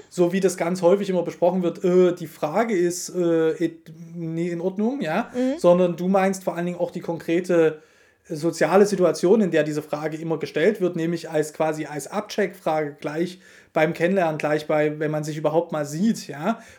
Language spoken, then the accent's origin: German; East Germany, Germany; Jetzt komme ich ja aus Ostdeutschland.